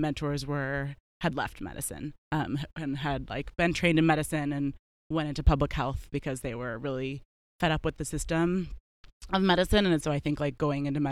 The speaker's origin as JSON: {"language": "English", "town": "Olympia", "region": "Washington", "country": "United States", "also_born_or_lived": "California / East Coast", "moved": "as an adult", "lives_now": "Seattle, United States", "said": "originally from Olympia, so not far from here"}